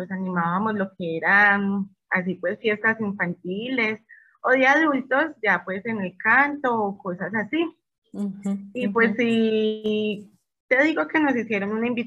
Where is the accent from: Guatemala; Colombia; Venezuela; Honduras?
Colombia; Medellín, Antioquia; moved away as an adult; now in Querétaro, Mexico; este, soy de una ciudad muy bonita y muy maravillosa de Colombia, se llama Medellín y ya llevo en este hermoso país, ya llevo tres años, llegué con mi esposo